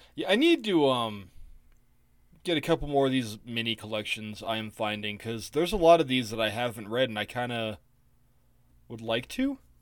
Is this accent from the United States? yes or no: yes; United States; I'm an American male